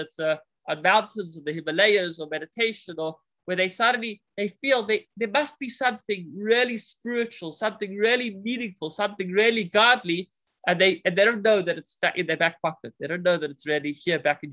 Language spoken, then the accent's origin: English; South Africa; I'm the South African